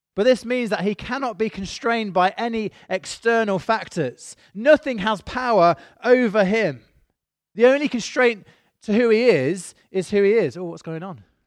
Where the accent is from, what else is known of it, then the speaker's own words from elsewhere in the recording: United Kingdom; I am British.